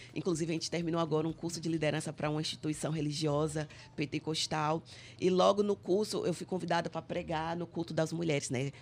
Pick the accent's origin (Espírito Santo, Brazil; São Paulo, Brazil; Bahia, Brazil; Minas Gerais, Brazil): Bahia, Brazil; Salvador; moved away as an adult; also born or lived in Cabinda, Angola; now in Angola; na minha terra, Salvador, na Bahia